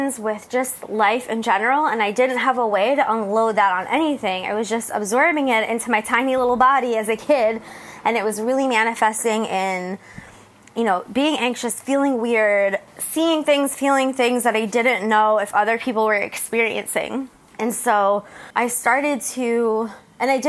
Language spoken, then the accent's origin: English; New Jersey, United States; moved away as an adult; now in San Diego, United States; I left where I grew up in New Jersey